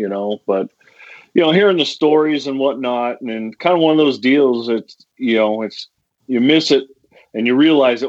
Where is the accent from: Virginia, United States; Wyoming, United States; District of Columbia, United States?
Wyoming, United States; Jackson; I grew up hunting and fishing, of course, growing up in Wyoming